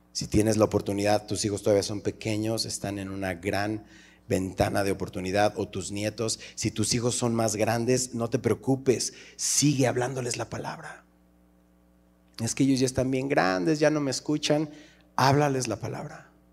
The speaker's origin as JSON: {"language": "Spanish", "country": "Mexico", "said": "cómo somos los mexicanos."}